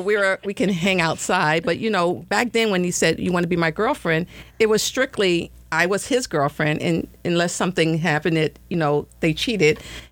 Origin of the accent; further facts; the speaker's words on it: New York City, New York, United States; I grew up in Brownsville, Brooklyn, New York.